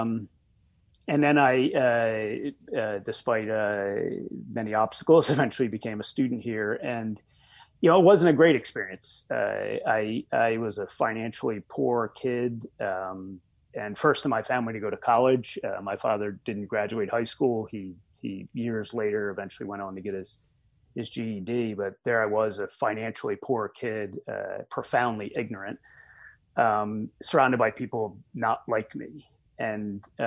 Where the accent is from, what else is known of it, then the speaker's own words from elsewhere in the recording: Glassboro, New Jersey, United States; moved away as an adult; also born or lived in Camden, New Jersey; I grew up in South Jersey. I was born in Camden, South Jersey, and I grew up in a town called Glassboro, South Jersey